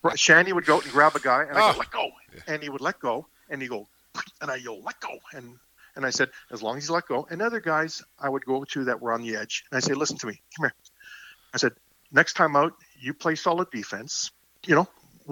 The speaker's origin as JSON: {"language": "English", "country": "Canada", "said": "I'm a Canadian"}